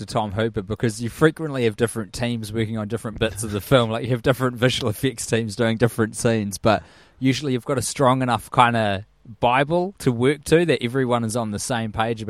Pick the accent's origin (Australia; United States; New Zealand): New Zealand; I'm from New Zealand and I don't know what Puzzling